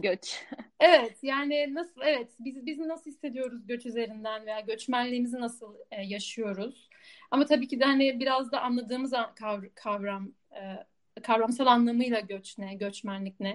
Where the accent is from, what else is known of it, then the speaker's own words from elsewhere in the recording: Istanbul, Turkey; moved away as an adult; also born or lived in Budapest, Hungary; now in Amsterdam, Netherlands; eski İstanbul'da biriyim, İstanbul'da büyüdüm ama şimdi burası evim diyebilirim